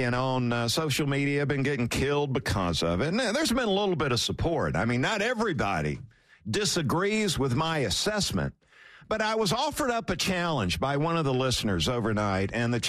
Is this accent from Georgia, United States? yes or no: yes; South Georgia, United States; growing up in South Georgia